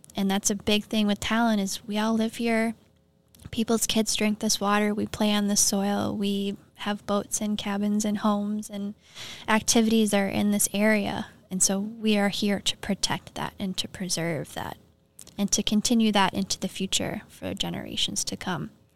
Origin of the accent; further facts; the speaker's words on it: Minnesota, United States; also born or lived in Duluth, Minnesota; I grew up in Malacca, Minnesota, surrounded by farming, like small community